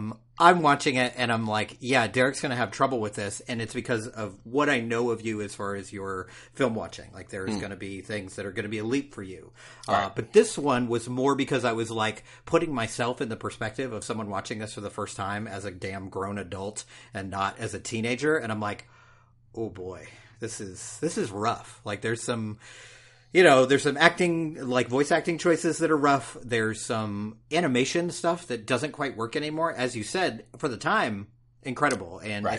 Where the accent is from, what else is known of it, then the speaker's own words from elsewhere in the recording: California, United States; Man, I'm from California. Weed's legal there.